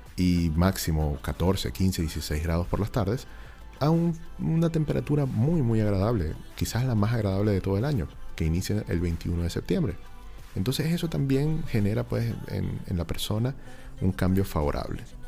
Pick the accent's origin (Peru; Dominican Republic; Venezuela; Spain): Venezuela; moved away as an adult; now in Chile; nosotros venimos de un país en donde la festividad más importante del año es la Navidad